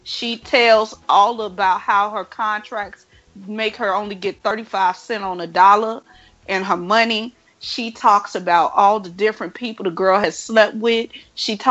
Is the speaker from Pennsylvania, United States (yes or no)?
no; Chicago, Illinois, United States; That's my hometown